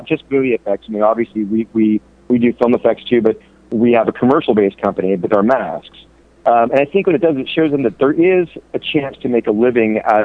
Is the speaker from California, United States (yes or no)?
yes; San Francisco Bay Area, California, United States; I grew up in the San Francisco Bay Area